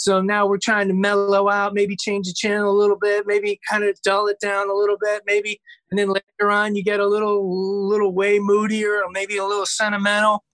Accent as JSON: {"language": "English", "region": "Ohio", "country": "United States", "said": "I'm from Ohio"}